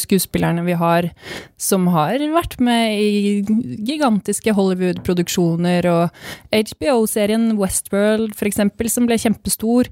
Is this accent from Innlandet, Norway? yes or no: no; Fredrikstad, Østfold, Norway; jeg er fra Fredrikstad